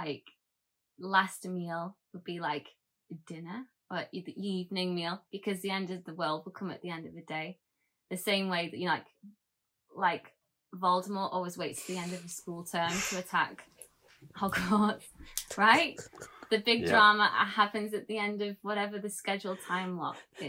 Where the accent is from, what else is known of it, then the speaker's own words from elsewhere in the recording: United Kingdom; I'm British